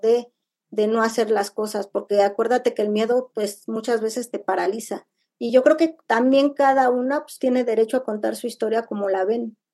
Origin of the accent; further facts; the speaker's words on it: Nezahualcóyotl, State of Mexico, Mexico; yo soy de Nesa